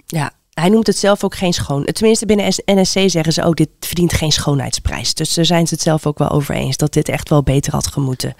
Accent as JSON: {"language": "Dutch", "town": "The Hague", "region": "South Holland", "country": "Netherlands", "said": "ik kom zelf uit Den Haag"}